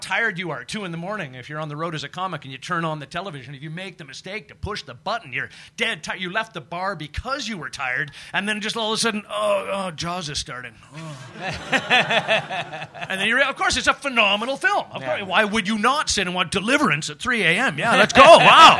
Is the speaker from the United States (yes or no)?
no; Canada; being a Canadian growing up next to an American market